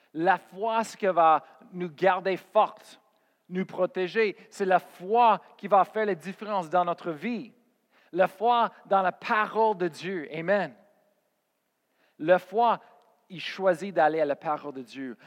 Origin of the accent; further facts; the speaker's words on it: Colorado, United States; moved away as an adult; also born or lived in Oklahoma / Spain; j'ai parti de chez moi au Colorado et j'ai parti en Oklahoma